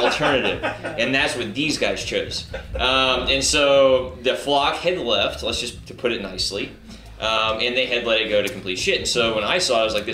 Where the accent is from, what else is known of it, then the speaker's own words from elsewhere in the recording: Spring, Texas, United States; I grew up in the Spring Klein area